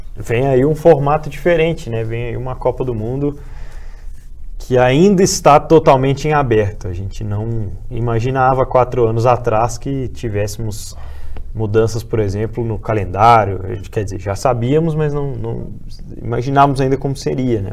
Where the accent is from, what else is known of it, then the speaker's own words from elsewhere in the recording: Germany; nasci aqui, cresci né, na Alemanha, meu pai, meus pais são brasileiros